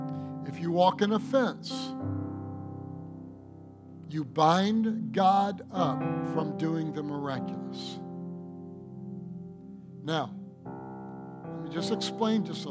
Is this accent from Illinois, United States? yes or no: no; Michigan, United States; I'm from Michigan. And we talk like that a lot.